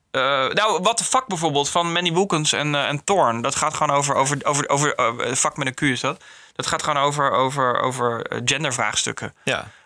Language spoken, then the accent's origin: Dutch; Netherlands; Ik ben een Nederlander en ik ben way anders dan een Duitser.